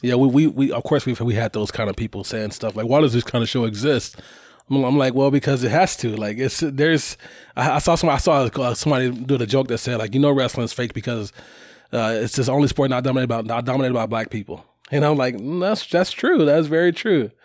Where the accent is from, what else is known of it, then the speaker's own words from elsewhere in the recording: Chicago, Illinois, United States; moved away; me growing up in Chicago